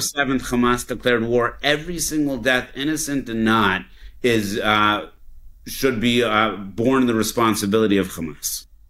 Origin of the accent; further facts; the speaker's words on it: Denver, Colorado, United States; I grew up in Denver, Colorado.